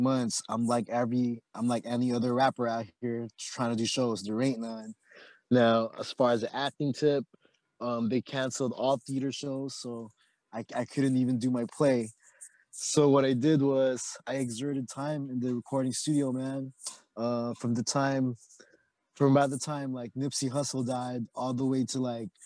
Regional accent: Oxnard, California, United States; also born or lived in Philippines; now in San Diego, United States; I'm from Oxnard, California, same hood as Chris. I grew up with Chris

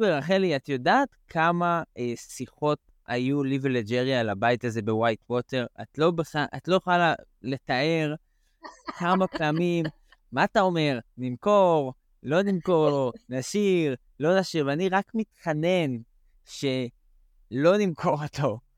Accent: United States; אני יכול להגיד גם למאזינים שאנחנו, אה, כאמריקאים, מקבלים אה, cash out 80 אה, loan to value.

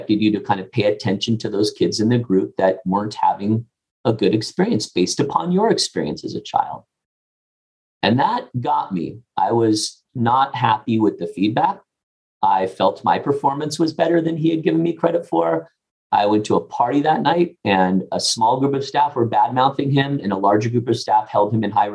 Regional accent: Pasadena, California, United States; where I grew up in Pasadena area of California

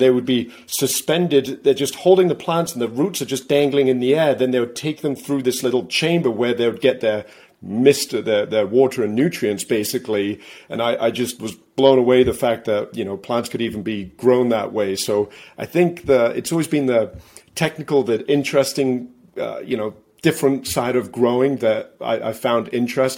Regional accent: England, United Kingdom; now in Massachusetts, United States; I live in Massachusetts. I'm originally from England. That's where my accent comes from.

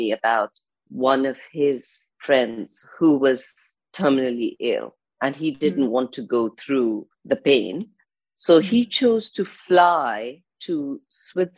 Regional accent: India; now in London, United Kingdom; I live in London. And I go back, I'm from India, I grew up in India, so I go back a lot to India

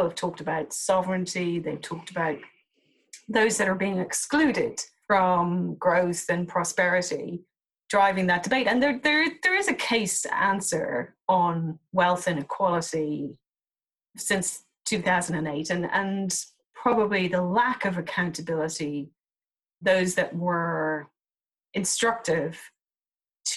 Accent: Dublin, Leinster, Ireland; now in United Kingdom; I'm originally from Dublin

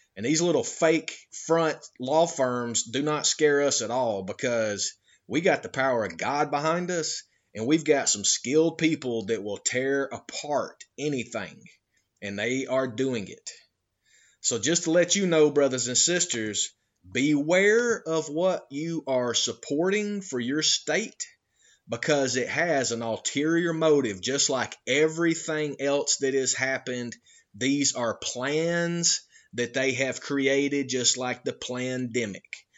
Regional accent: Georgia, United States; moved away; I'm originally from Georgia

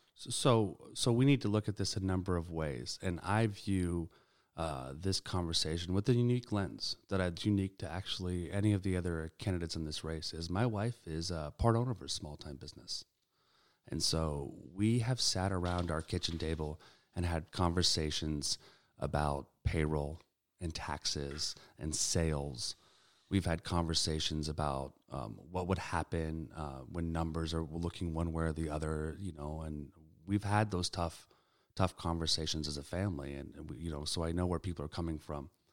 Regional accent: Sacramento, California, United States; I've had the pleasure of growing up and being born and raised in Sacramento

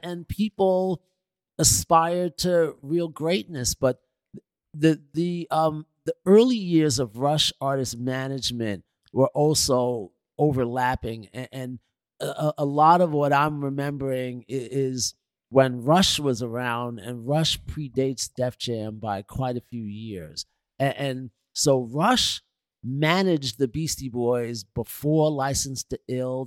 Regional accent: New York City, New York, United States; I was from Queens

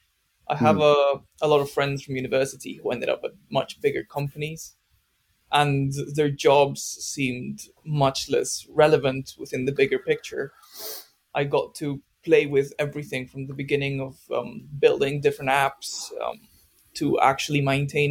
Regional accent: Spain; moved away as an adult; also born or lived in Manchester; now in United Kingdom; I'm from Spain originally.

